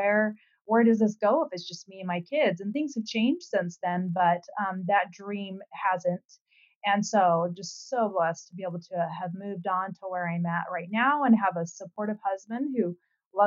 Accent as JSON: {"language": "English", "region": "Utah", "country": "United States", "also_born_or_lived": "Hawaii", "said": "I'm originally from Utah"}